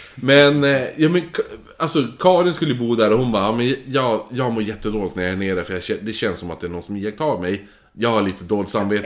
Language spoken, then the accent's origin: Swedish; Holmsund, Västerbotten County, Sweden; i Holmsund, eh, där jag växte upp då. I mina föräldrars hus.